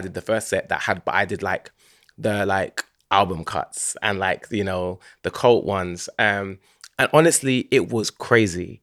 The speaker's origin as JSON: {"language": "English", "region": "London", "country": "United Kingdom", "tie": "born or raised there", "said": "I grew up in Hackney, born and raised"}